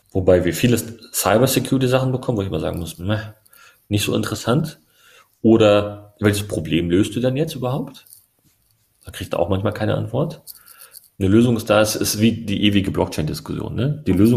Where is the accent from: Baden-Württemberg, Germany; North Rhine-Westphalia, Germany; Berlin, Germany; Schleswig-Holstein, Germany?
Berlin, Germany; Ich bin ja auch, ne, ich bin, meine Mama ist Türkin, mein Papa ist Deutscher. Ich bin aus Berlin-Neukölln.